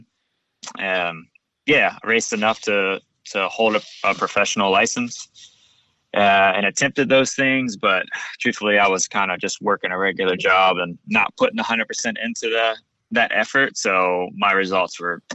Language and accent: English; Buds Creek, Maryland, United States; moved away as an adult; now in Southern California, United States; I'm from Maryland.